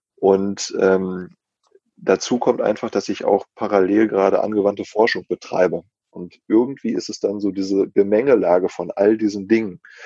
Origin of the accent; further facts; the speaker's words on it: North Rhine-Westphalia, Germany; als Ostwestfale